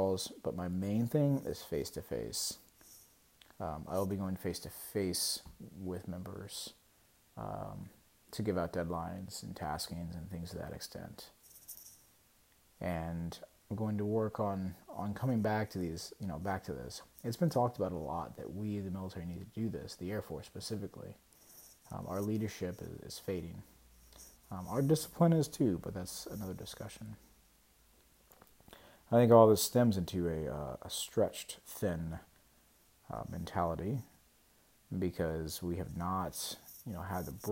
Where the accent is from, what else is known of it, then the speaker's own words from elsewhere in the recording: United States; I'm an American